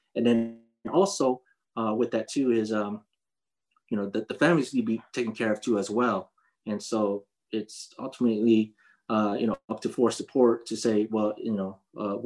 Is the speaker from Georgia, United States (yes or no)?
no; Fort Hood, Texas, United States; moved away; also born or lived in San Diego, California; I was born in Fort Hood, Texas. But I call San Diego, California as my home, as where all my family is right now. And so I'll just say I have two places, but my real home is Fort Hood, Texas.